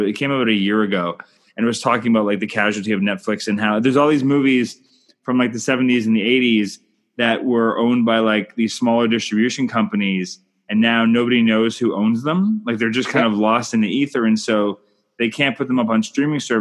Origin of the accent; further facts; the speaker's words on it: Canada; I'm Canadian filmmaker